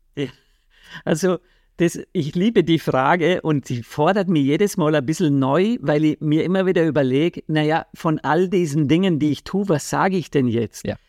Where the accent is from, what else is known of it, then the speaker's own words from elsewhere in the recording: Vorarlberg, Austria; da, wo ich aufgewachsen bin, in Vorarlberg